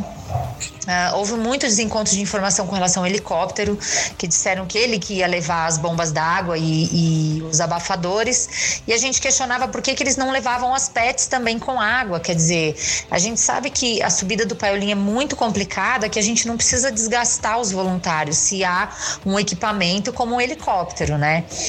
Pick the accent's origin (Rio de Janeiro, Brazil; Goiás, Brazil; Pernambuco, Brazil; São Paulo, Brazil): São Paulo, Brazil; eu sou de São Paulo